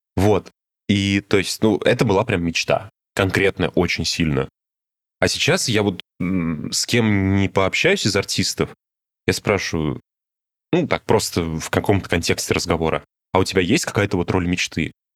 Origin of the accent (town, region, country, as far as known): Samara, Samara Oblast, Russia